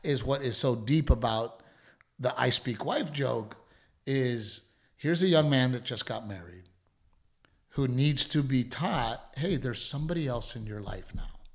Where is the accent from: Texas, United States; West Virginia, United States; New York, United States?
Texas, United States; Gregory-Portland; moved away; growing up in Gregory Portland